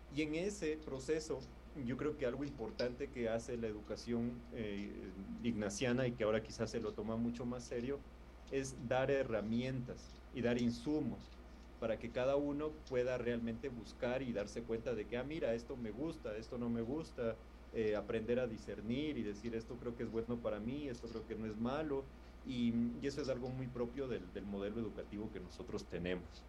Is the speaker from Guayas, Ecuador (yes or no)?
no; Quito, Pichincha, Ecuador; moved away as an adult; also born or lived in Lima, Peru; now in Bogotá, Colombia; soy de Quito, Ecuador